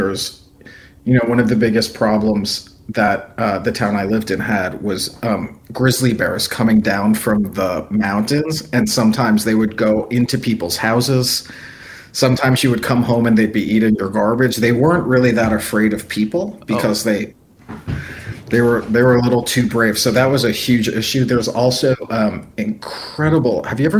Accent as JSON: {"language": "English", "region": "New Jersey", "country": "United States", "tie": "born or raised there", "also_born_or_lived": "Alaska / New York City", "moved": "yes", "said": "My first job actually was at a local newspaper in Alaska, which is very, very far from where I grew up in New Jersey."}